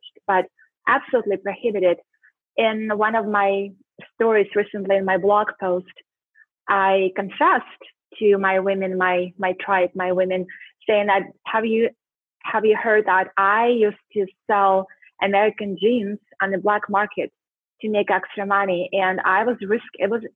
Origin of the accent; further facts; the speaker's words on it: Siberia, Russia; moved away as an adult; also born or lived in Washington State, United States; now in Scottsdale, United States; I grew up in Siberia with 9 months of snow, got a full scholarship to come to Washington State to go to school for 4 years